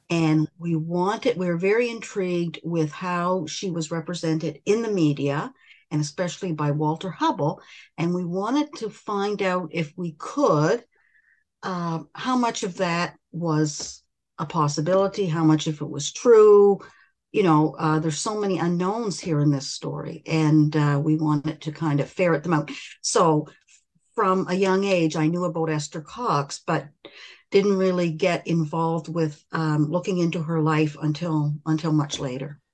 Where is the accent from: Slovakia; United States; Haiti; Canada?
Canada; River Hebert, Nova Scotia; I was uh, born and raised in River Hibbert, mm-hmm. Cumberland County, which is about a 20 minute 25 minute drive from Amherst, Nova Scotia